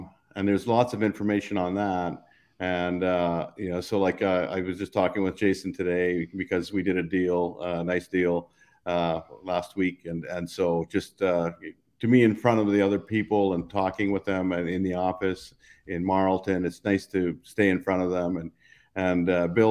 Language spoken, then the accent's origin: English; Saskatchewan, Canada; moved away as an adult; also born or lived in Brandon / Philadelphia / Boston / Minnesota; I grew up in Saskatchewan.